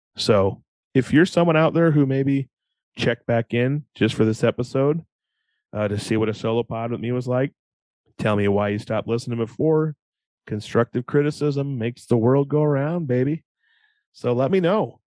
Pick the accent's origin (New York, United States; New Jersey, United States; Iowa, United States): Iowa, United States; we're from Iowa